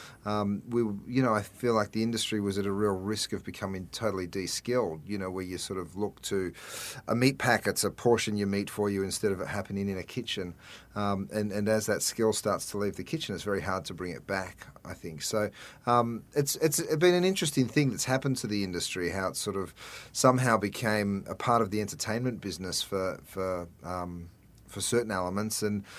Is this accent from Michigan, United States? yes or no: yes; Detroit, Michigan, United States; Yeah, but I'm actually from Detroit. I just put the accent on.